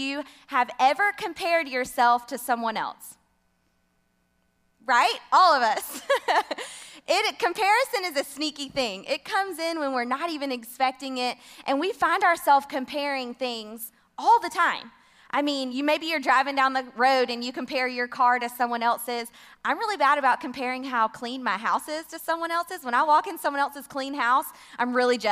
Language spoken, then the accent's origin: English; Homewood, Alabama, United States; also born or lived in Tuscaloosa, Alabama; now in Cullman, United States; I'm originally from Homewood, Alabama, graduated from the University of Alabama